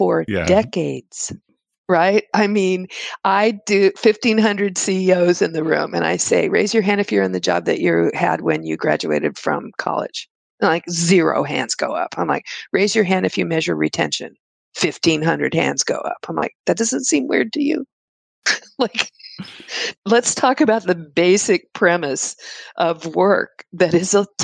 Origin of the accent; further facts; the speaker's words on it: Texas, United States; I'm from Texas